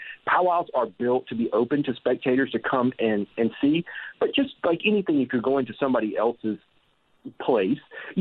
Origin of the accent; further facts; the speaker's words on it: South Carolina, United States; I'm from the South in South Carolina, and down here, every town has its own festival